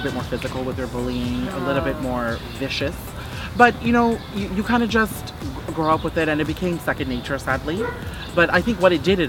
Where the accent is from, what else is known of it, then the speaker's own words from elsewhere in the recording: Brampton, Ontario, Canada; also born or lived in North York, Ontario; I was born in North York and then raised in Brampton.